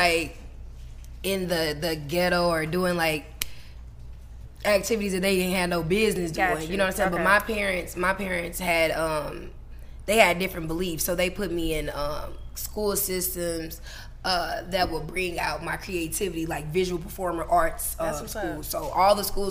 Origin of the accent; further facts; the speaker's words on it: St. Louis, Missouri, United States; I'm from St. Louis. I'm from Missouri